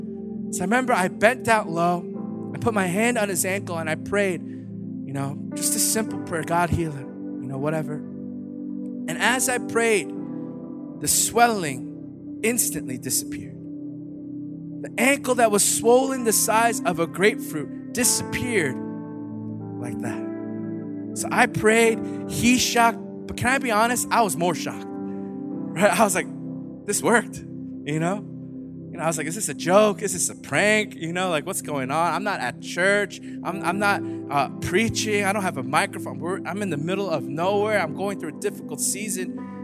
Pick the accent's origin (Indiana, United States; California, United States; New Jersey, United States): New Jersey, United States; I'm from Jersey.